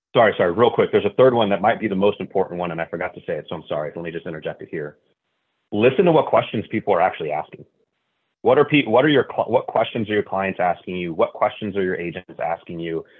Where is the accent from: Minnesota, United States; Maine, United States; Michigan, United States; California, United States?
California, United States; Northern; moved away as an adult; also born or lived in St. Louis, Missouri; a move from St. Louis, Missouri, back to the place that I grew up in Northern California